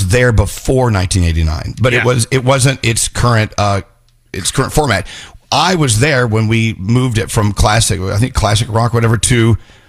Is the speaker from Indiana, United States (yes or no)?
no; Dallas, Texas, United States; now in New York, United States; as a little boy growing up in Dallas, Texas